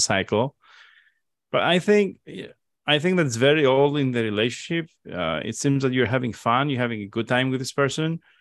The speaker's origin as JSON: {"language": "English", "region": "Crete", "country": "Greece", "said": "I'm from Crete."}